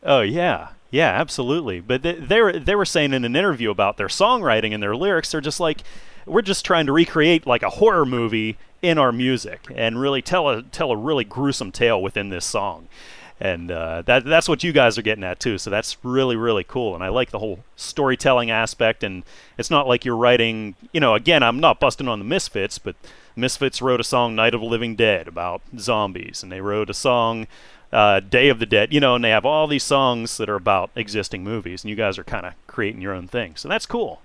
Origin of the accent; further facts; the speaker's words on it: Pittsburgh, Pennsylvania, United States; now in Erie, United States; I'm in Erie right now, so I'm way up north, but uh, I've I've lived around Pittsburgh and stuff all of my life